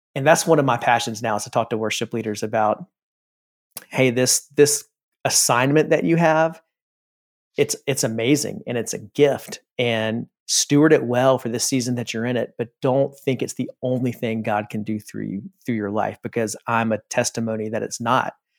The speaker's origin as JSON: {"language": "English", "region": "South Carolina", "country": "United States", "tie": "born or raised there", "said": "I grew up in South Carolina"}